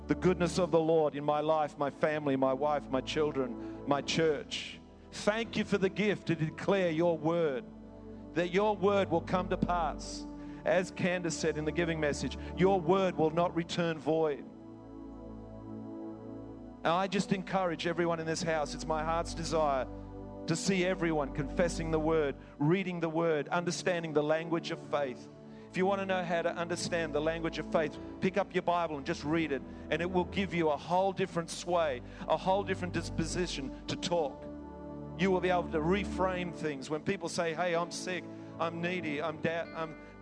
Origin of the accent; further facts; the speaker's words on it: England, United Kingdom; now in Australia; I come from England